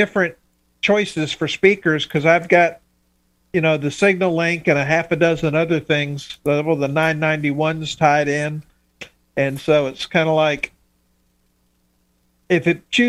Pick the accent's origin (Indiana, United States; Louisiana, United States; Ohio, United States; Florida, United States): Florida, United States; Miami; I'm from the South. We don't understand this hockey stuff. I grew up in Miami